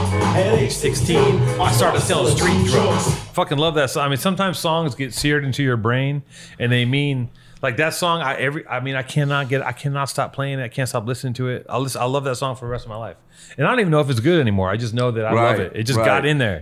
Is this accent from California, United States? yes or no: yes; Venice, California, United States; You know, we grew up in Venice, so there's some of it, but it's more fun shit.